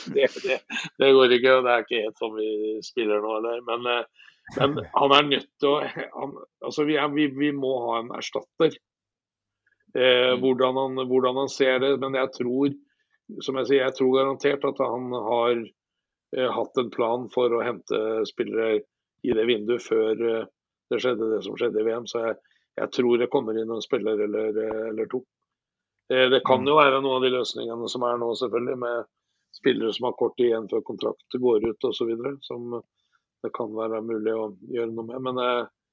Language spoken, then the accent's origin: Norwegian; Fredrikstad, Østfold, Norway; det som jeg tar på hver dag, for det gjør jeg i hjembyen min, så tar jeg på følelsene jeg tar på Fredrikstad fotballklubb hver eneste dag